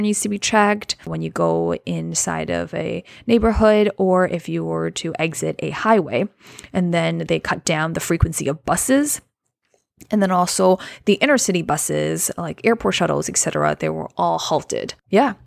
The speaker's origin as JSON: {"language": "English", "town": "Wuxi", "region": "Jiangsu", "country": "China", "tie": "born or raised there", "said": "my hometown in China is a city called Wuxi in Jiangsu Province"}